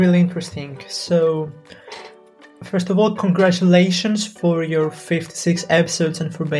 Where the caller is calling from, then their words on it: Greece; I'm from Greece right now, and we can have this amazing conversation while having an internet connection